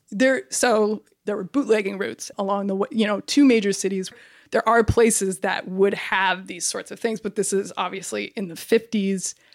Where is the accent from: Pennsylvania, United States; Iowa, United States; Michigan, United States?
Iowa, United States; Cedar Rapids; moved away; I'm originally from Cedar Rapids, Iowa